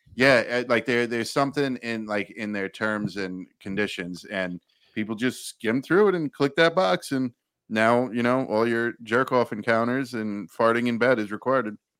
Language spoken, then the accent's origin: English; New York, United States; Where I grew up in New York